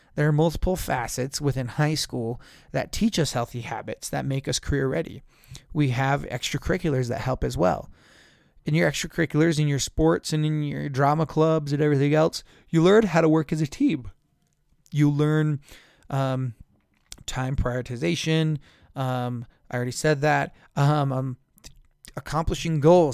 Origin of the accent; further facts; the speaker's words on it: San Juan County, Utah, United States; now in Tooele County, United States; I grew up in San Juan County, where we just had a set, same seven classes every single day.